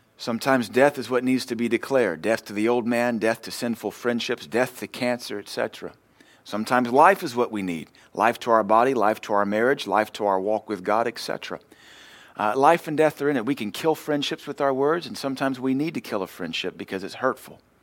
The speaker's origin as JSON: {"language": "English", "country": "United States"}